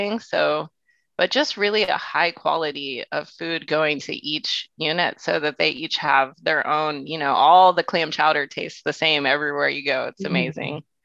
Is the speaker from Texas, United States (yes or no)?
yes; Houston, Texas, United States; moved away as an adult; now in San Francisco, United States; I grew up in Houston. My dad was Greek, so I came from a very food-centric family